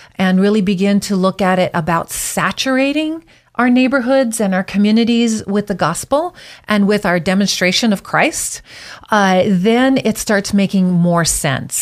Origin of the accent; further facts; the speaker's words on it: Big Island of Hawaii, United States; moved away as an adult; also born or lived in Twin Falls, Idaho; now in Boise, United States; I was born and raised on the Big Island of Hawaii